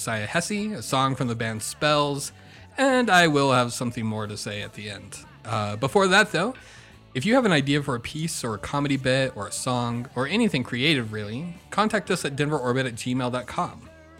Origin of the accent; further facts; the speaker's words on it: New Mexico, United States; also born or lived in Dallas, Texas; I grew up in New Mexico. I was homeschooled, so graduated early, went to a little seminary in Dallas, Texas, and then came back